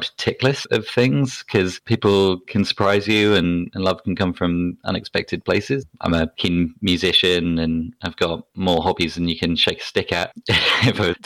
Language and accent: English; near Southampton, South East England, United Kingdom; accent: BBC accent; moved away; also born or lived in Plymouth; I'm from England originally, as you can probably tell from my BBC accent. I grew up near Southampton